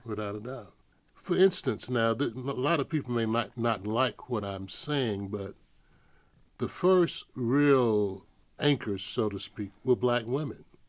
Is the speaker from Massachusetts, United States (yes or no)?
no; Atlanta, Georgia, United States; moved away as an adult; growing up in Atlanta, and I never thought I would end up living here